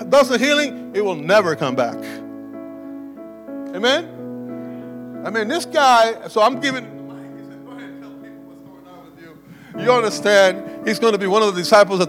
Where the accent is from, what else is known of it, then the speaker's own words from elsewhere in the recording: Cuba; also born or lived in Clinton, Iowa; now in United States; I was born in Cuba. I fled that communistic government.